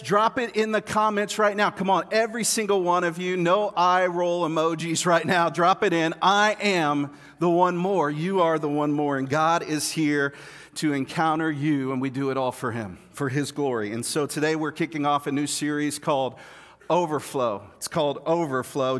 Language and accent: English; Kansas City, United States; I'm from Kansas City